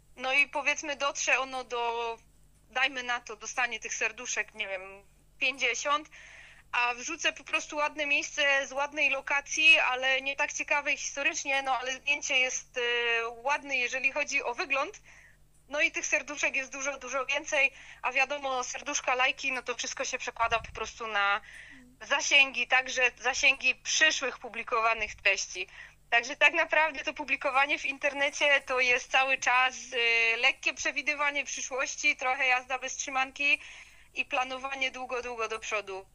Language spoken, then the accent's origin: Polish; Upper Silesia, Poland; pochodzę z Górnego Śląska, y, urodziłam się tutaj, cała moja rodzina stąd pochodzi